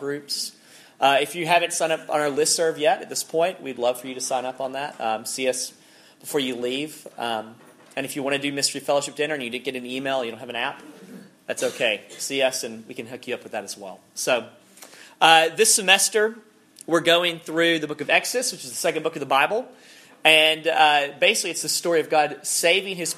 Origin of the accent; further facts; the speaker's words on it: Alabama, United States; I'm from Alabama, so it gets weird with the vowels.